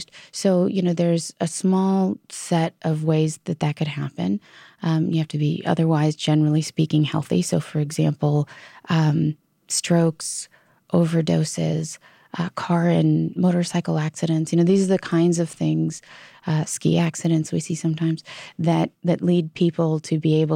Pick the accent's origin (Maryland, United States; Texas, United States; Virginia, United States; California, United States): Virginia, United States; my home state of Virginia